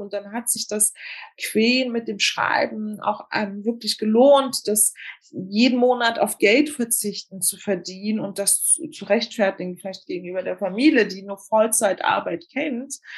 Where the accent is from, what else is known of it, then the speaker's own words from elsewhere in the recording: Berlin, Germany; ich bin in Deutschland zur Schule gegangen, auch in Berlin